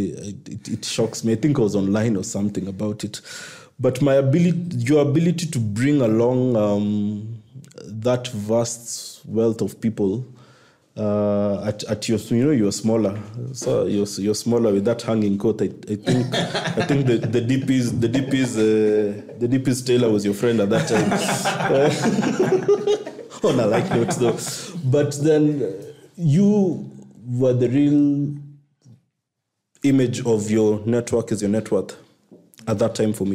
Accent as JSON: {"language": "English", "country": "Kenya", "said": "I'm a Kenyan"}